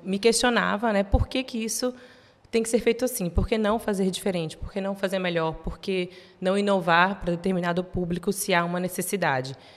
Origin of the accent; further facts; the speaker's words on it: interior of São Paulo, Brazil; moved away as an adult; also born or lived in beach town in Brazil; now in Portugal; eu nasci em São Paulo, nasci no interior de São Paulo, mas vivi muito tempo em praia, em cidade de praia